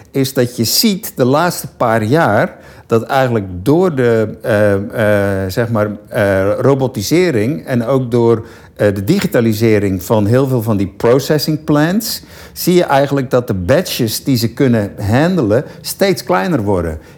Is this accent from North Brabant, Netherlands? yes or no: yes; Land van Heusden en Altena, North Brabant, Netherlands; moved away as an adult; now in Rotterdam, Netherlands; Ik ben een boerenzoon. Dus, eh, Oh ja, van welke, welke regio? Noord-Brabant. Ik kom van Noord-Brabant, land van Neus en Altena.